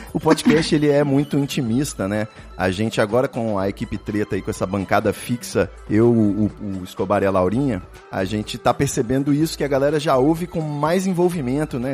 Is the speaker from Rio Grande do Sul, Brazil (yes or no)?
no; Espírito Santo, Brazil; also born or lived in Tijuca, Rio de Janeiro; now in São Paulo, Brazil; minha família se mudou para o Espírito Santo, mas eu nasci na Tijuca